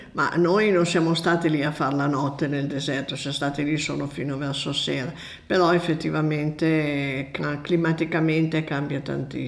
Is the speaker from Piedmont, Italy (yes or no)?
yes; Borgomanero, Piedmont, Italy; also born or lived in Bolzano Novarese; sono nata a Borgomanero in Piemonte.